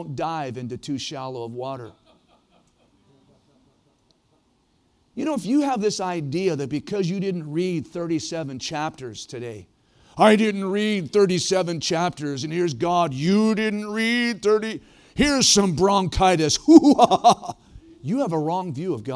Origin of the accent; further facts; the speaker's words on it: Ohio, United States; moved away as an adult; also born or lived in Prescott, Arizona / Oregon; growing up in Ohio, don't hold it against me, Ohio is a great place to be from.